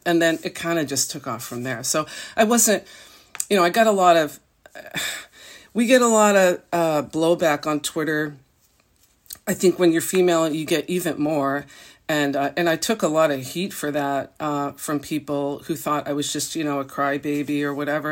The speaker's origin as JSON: {"language": "English", "region": "Massachusetts", "country": "United States", "tie": "born or raised there", "also_born_or_lived": "New York City", "moved": "yes", "said": "I grew up in a small town in Massachusetts"}